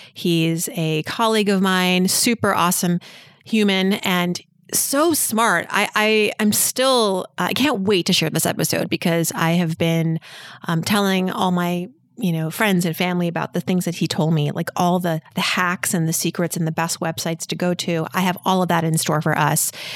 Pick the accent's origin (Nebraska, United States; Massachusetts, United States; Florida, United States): Massachusetts, United States; Worcester; moved away; I'm from Massachusetts, born in Worcester, Worcester